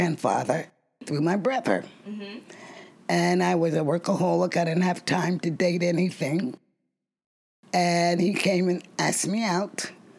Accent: the North, United States; I'm from the North.

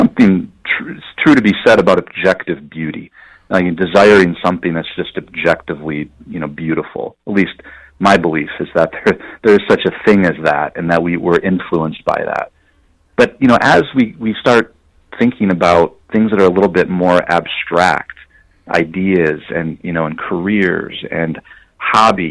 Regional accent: west side of Michigan, United States; I grew up in Michigan. I grew up on the west side of the state

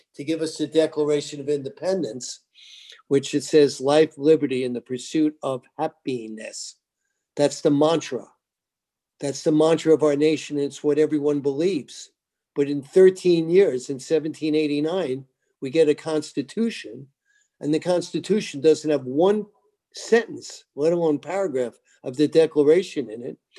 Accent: Roslyn, New York, United States; moved away; also born or lived in Manhattan, New York / Tennessee; I was born in Manhattan, grew up in a place called Roslyn

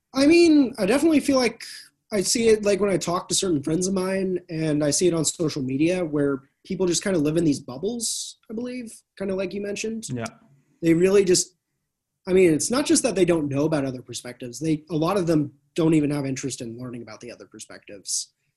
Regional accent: California, United States; also born or lived in Arkansas; I'm from California

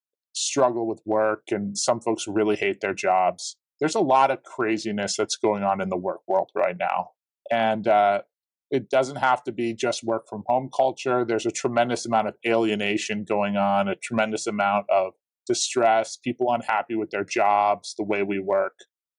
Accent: Midwest, United States; as a Midwesterner, I know plenty of Purdue fans

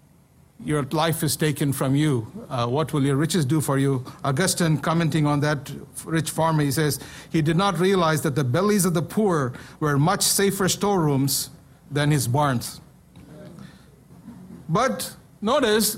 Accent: India; moved away; When I was growing up in India

